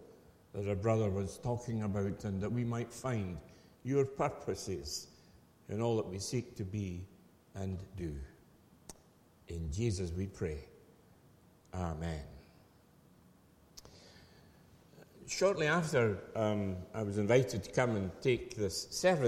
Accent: Falkirk, Scotland, United Kingdom; I hail from Falkirk, and I can remember in the late 40s coming to Airdrie as a young lad

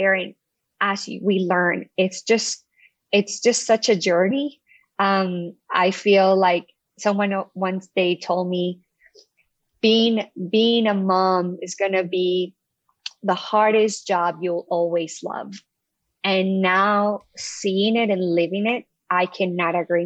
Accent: Colombia; moved away as an adult; also born or lived in New York, United States; now in Connecticut, United States; I was born and raised in Colombia, South America

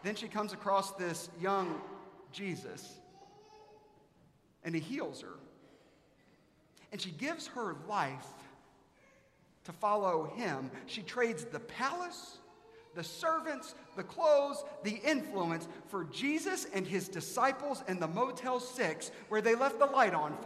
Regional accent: South Carolina, United States; now in Dallas, United States; I'm from South Carolina

